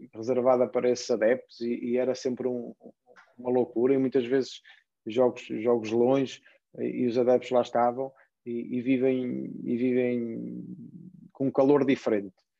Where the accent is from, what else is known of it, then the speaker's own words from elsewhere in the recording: Portugal; nós em Portugal